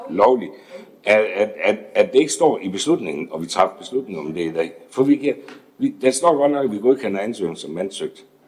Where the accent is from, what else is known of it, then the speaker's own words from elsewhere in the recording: Esbjerg, Southern Denmark, Denmark; Jeg er født og opvokset i Esbjerg.